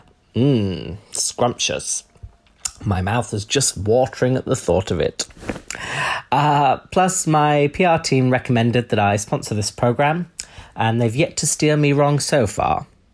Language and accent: English; North East England, United Kingdom; accent: Geordie; That is just my accent.